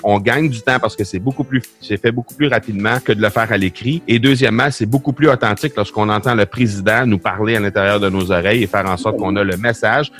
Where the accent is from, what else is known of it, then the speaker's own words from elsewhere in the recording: Canada; chez nous au Canada